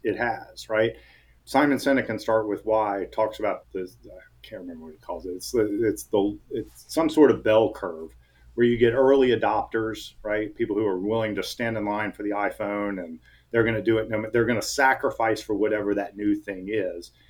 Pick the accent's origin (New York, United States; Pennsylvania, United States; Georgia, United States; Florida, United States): Georgia, United States; Atlanta; I was born and raised in Atlanta. Everybody I know is here